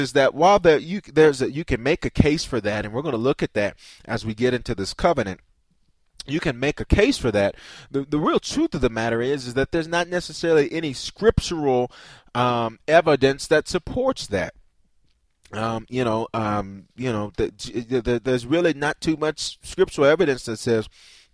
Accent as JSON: {"language": "English", "region": "the South", "country": "United States", "tie": "born or raised there", "said": "I grew up in the South"}